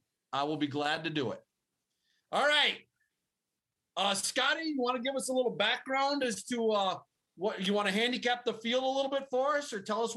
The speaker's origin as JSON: {"language": "English", "region": "Minnesota", "country": "United States", "tie": "born or raised there", "said": "Minnesota, my home state"}